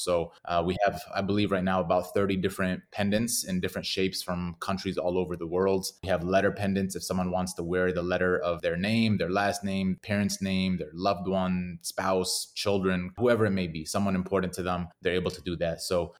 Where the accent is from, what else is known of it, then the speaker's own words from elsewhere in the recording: Detroit, Michigan, United States; now in Arizona, United States; I'm based here in Arizona, United States, born and raised in Detroit, Michigan.